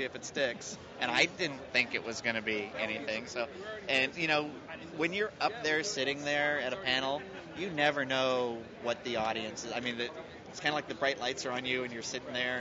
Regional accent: Northern California, United States; growing up in Northern California

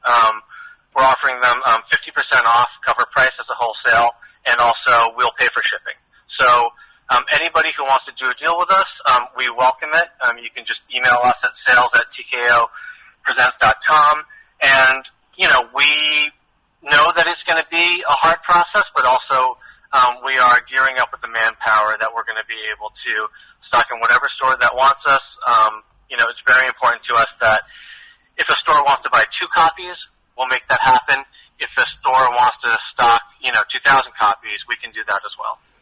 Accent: outside of Boston, Massachusetts, United States; I grew up outside of Boston

